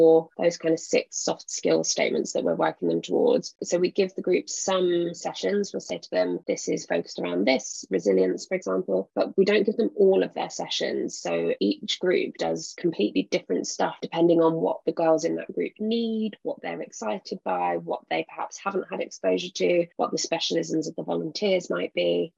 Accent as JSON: {"language": "English", "region": "London", "country": "United Kingdom", "tie": "born or raised there", "said": "I grew up in London"}